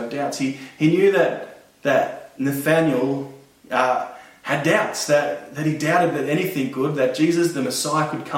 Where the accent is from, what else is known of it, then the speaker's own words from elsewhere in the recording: Blacktown, New South Wales, Australia; I'm from Blacktown.